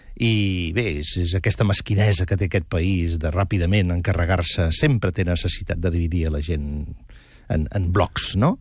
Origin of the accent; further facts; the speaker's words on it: Catalonia, Spain; com a periodista català